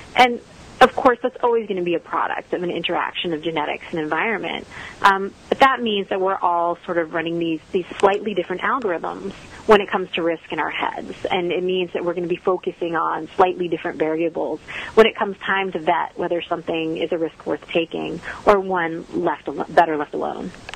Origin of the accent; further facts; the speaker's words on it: the Northeast near New York City, United States; now in Texas, United States; I grew up in the Northeast near New York City